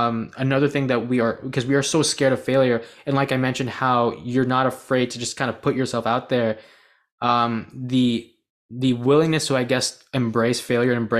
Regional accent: United States; I was born in the United States, but my parents were born in Bangladesh

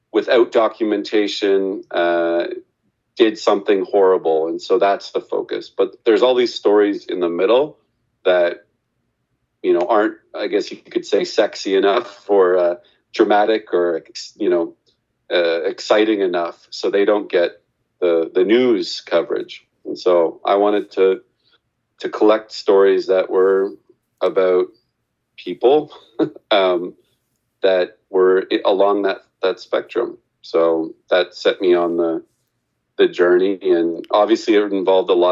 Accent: Canada; I'm from Canada, but I am the son of two immigrants to Canada

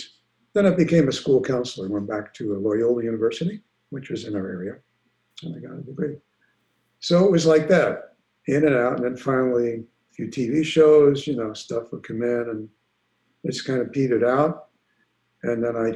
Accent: New York City, New York, United States; moved away as an adult; growing up in New York

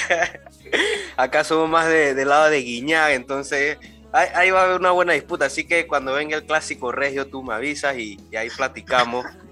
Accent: Panama; a uno como panameño, como fanático, como periodista

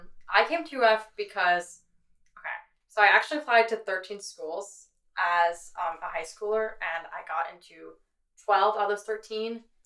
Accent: Mississippi, United States; And as an out-of-state person, because I'm coming from Mississippi, I really wanted to get away from Ole Miss, Mississippi State

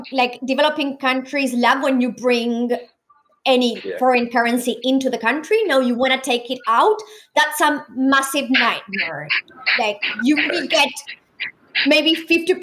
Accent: Argentina; now in Australia; being born and raised in a developing country like Argentina.

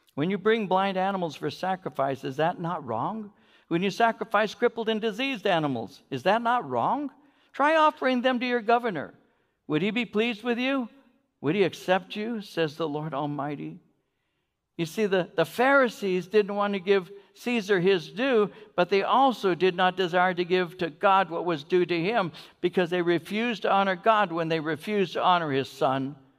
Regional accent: United States; I'm an American

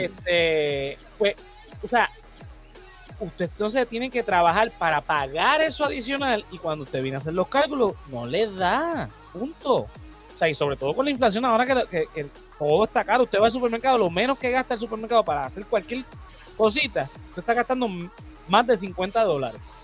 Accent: Puerto Rico; como puertorriqueños

